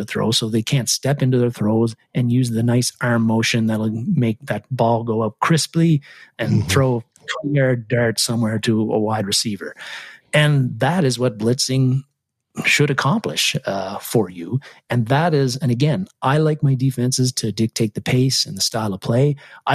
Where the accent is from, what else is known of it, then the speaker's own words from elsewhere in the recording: Canada; I played a lot of hockey when I was a kid because I'm Canadian